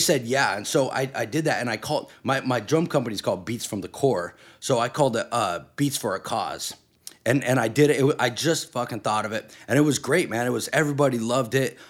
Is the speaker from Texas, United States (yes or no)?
no; Redding, California, United States; also born or lived in New York; I'm from Reading